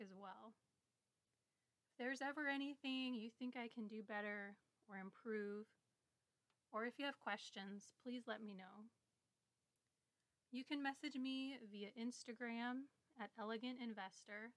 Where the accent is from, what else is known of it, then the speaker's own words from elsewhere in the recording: Midwest, United States; I grew up in the Midwest with a twin sister